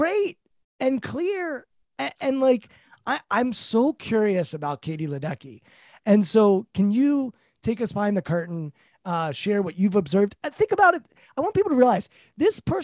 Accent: Bethesda, Maryland, United States; I'm from Bethesda, Maryland

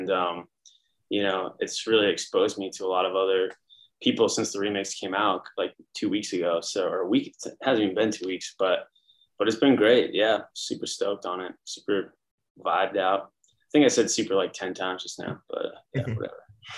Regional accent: San Francisco, California, United States; moved away as an adult; now in Brooklyn, United States; I'm from San Francisco originally. That's a good place to start. Been in New York for 10 years. I live in Brooklyn, baby

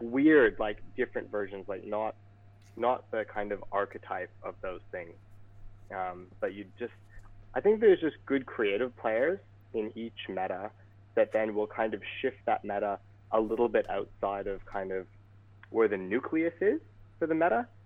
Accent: Vancouver, British Columbia, Canada; I'm from Vancouver, British Columbia.

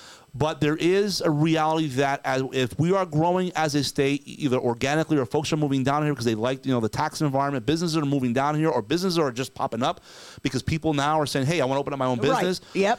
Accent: New Jersey, United States; moved away as an adult; also born or lived in New York City; now in Florida, United States; Well, I came from New Jersey, which is a heavily congested state. And I didn't know any better at the time. I think I was like in my late 20s, and I didn't really think about it, right? I had just moved down from New York City

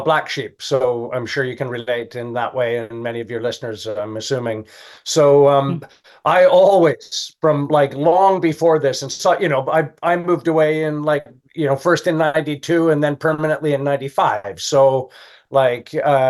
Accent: Calgary, Alberta, Canada; moved away as an adult; also born or lived in Los Angeles / Europe; now in United Kingdom; I'm from Calgary, Alberta, Canada

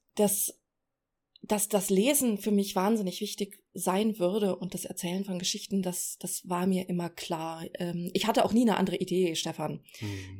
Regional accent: Celle, Lower Saxony, Germany; moved away as an adult; now in Berlin, Germany; ich komme aus Celle. Ja. Bin da aufgewachsen und zur Schule gegangen

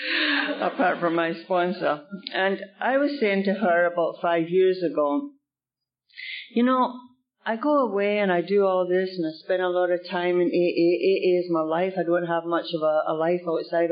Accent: United Kingdom; now in Canada; I'm from the UK

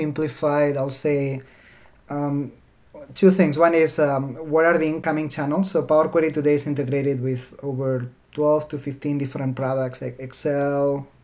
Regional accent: Alicante, Valencian Community, Spain; English is a second language; moved away as an adult; now in Seattle, United States; My hometown is called Alicante

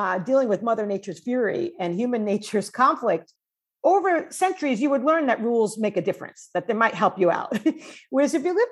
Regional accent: New York, United States; moved away as an adult; also born or lived in Washington, D.C. / Champaign-Urbana, Illinois / London; now in California, United States; I was born in New York

